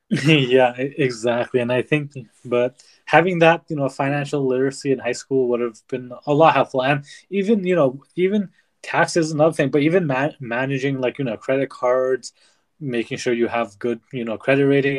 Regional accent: Nepal; growing up in Nepal, where art isn't really looked upon

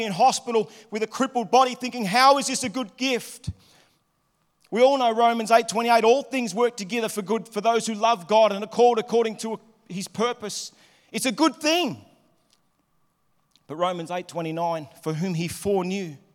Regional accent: Melbourne, Victoria, Australia; moved away as an adult; also born or lived in Liverpool, Sydney; now in Sydney, Australia; I was living in Melbourne. I grew up in Melbourne.

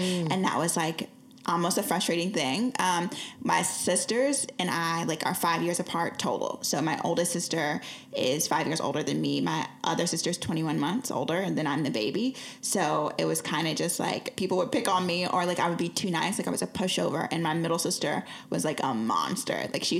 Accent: Lee's Summit, Missouri, United States; In Lee Summit. So like, okay, here's how people know. The Chiefs just won the Super Bowl.

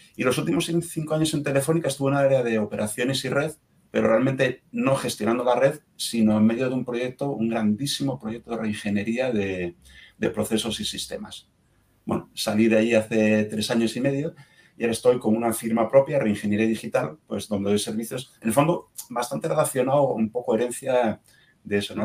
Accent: Asturias, Spain; moved away; mi tierra natal en Asturias

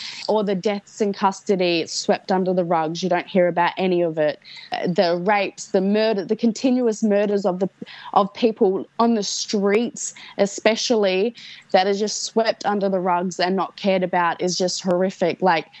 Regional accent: Esperance, Western Australia, Australia; moved away; my hometown in Esperance.

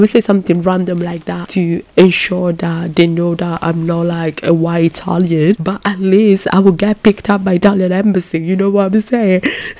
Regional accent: Ghana; When it comes to my citizenship, I'm originally Ghanaian, and Ghana is, when this episode comes out, is going to celebrate the 65th years of independence.

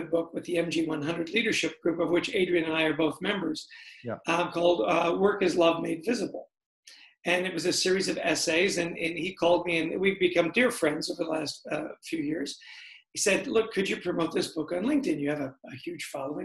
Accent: Canada; now in New Jersey, United States; I grew up in Canada, I've lived in the States for a long time now

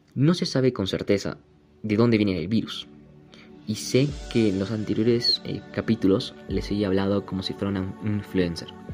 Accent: Bolivia; Solamente soy un chico boliviano

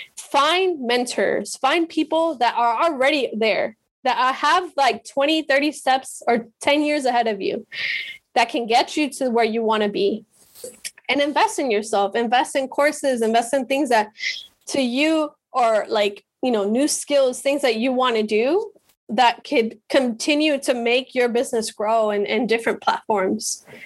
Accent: Medellín, Antioquia, Colombia; moved away; also born or lived in Miami / Pacific Northwest; I'm from Medellin

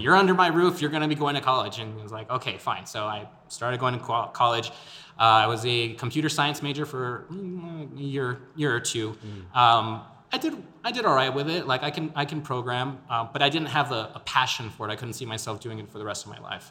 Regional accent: El Paso, Texas, United States; born and raised in El Paso, my Spanish is a little lacking.

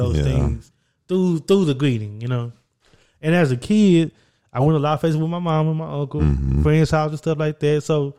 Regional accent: Orange, Texas, United States; I'm from a small town, Orange, Texas. Got like 17,000 people.

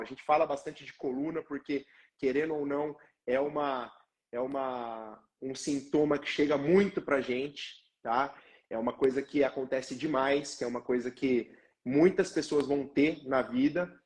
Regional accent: Londrina, Paraná, Brazil; sou aqui de Londrina, no Paraná

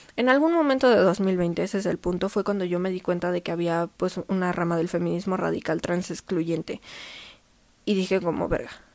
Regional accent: Mexico; yo como mujer mexicana

